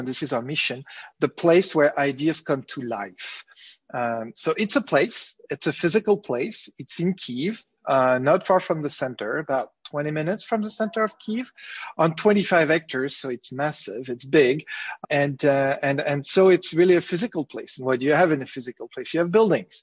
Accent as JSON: {"language": "English", "town": "Paris", "region": "Île-de-France", "country": "France", "tie": "born or raised there", "moved": "as an adult", "lives_now": "Ukraine", "said": "Well, I'm French. I grew up in Paris"}